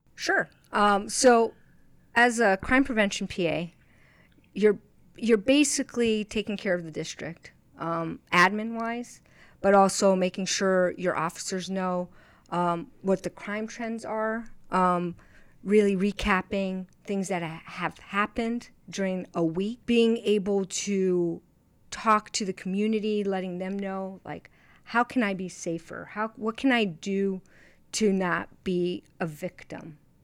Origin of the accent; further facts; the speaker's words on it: East Coast, United States; moved away as an adult; also born or lived in Brazil; now in Arizona, United States; growing up in the East Coast